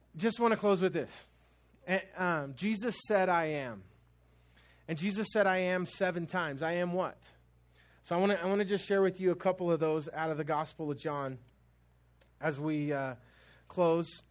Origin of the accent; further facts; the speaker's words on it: United States